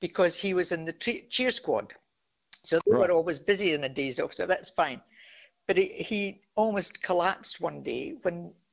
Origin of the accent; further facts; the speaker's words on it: Scotland, United Kingdom; now in Australia; I'm a Scot